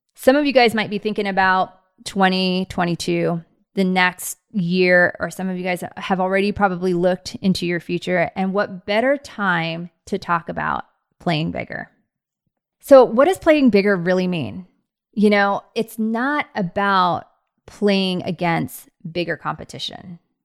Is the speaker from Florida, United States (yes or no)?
no; Bay Area, California, United States; now in Scottsdale, United States; I grew up in the Bay Area